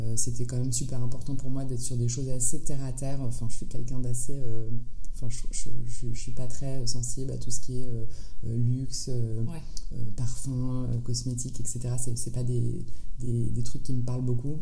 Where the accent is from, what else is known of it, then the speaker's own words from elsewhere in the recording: France; also born or lived in San Francisco, United States; je suis née en France et j'ai grandi en France. j'ai passé une partie de mon enfance à San Francisco